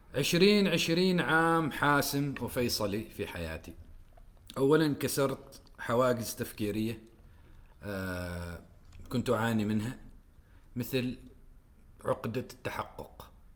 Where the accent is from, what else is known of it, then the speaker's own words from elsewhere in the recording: Oman; moved away; نحن كعمانيين